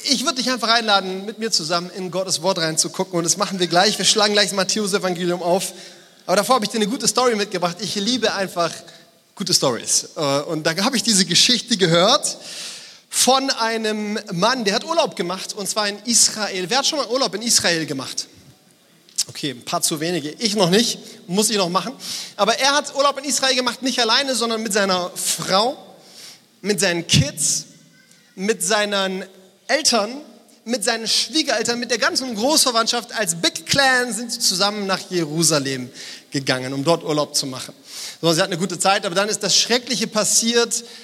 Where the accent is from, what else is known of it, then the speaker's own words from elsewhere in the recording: Frankfurt, Hesse, Germany; Bei uns in Frankfurt sagt man Gude.